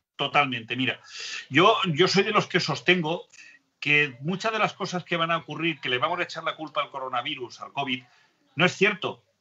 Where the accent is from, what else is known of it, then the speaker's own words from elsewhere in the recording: Spain; somos pocos los españoles